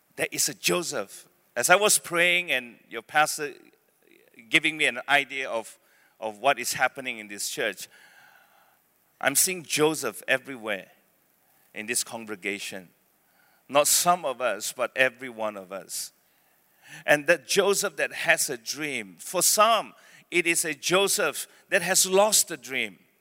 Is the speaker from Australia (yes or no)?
no; Penang, Malaysia; born or raised there; also born or lived in Beaufort, Sabah / Malacca